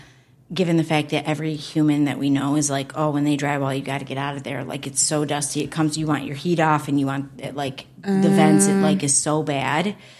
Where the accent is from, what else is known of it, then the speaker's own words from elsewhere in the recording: Michigan, United States; we're from Michigan, so we say up north whenever we go an hour north.